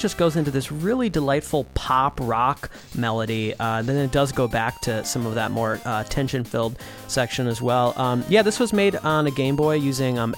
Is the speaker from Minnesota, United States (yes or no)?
yes; Saint Paul, Minnesota, United States; That's our hometown. That's where we grew up.